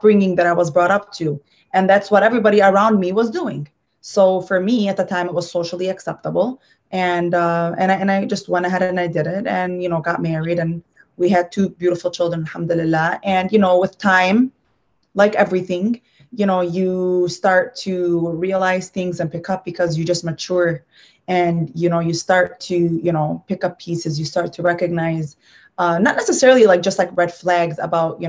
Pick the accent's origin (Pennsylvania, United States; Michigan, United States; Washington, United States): Michigan, United States; Dearborn; I come from Dearborn.